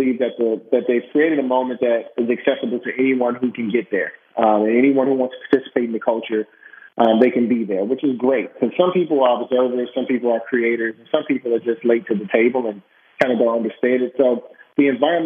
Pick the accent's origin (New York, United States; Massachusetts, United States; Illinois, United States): Illinois, United States; Chicago; moved away; also born or lived in Beaverton, Oregon; Growing up in Chicago at the age of 7